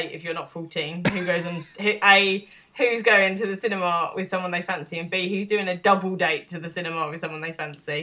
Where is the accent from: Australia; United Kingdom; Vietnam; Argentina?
United Kingdom; as a British person